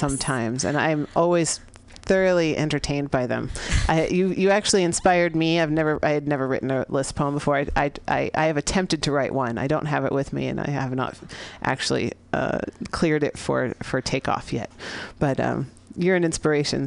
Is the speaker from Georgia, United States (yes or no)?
no; San Francisco, California, United States; here in San Francisco, here in the Mission District of my hometown.